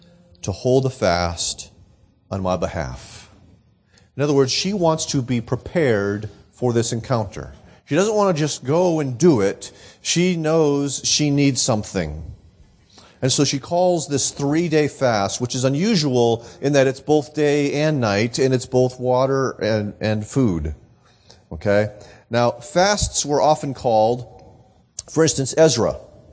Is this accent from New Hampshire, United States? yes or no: yes; Nashua, New Hampshire, United States; we had decided to put on an evangelistic concert in my hometown of Nashua